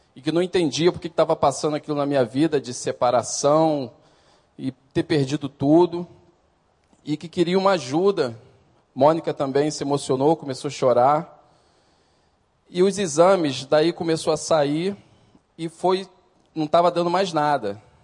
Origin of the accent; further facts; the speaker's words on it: Brazil; Sou nascido e criado aqui no Recreio